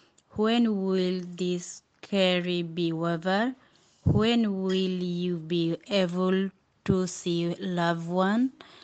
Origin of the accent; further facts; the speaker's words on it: Bangladesh; English is a second language; now in Hackney, United Kingdom; I am come from Bangladesh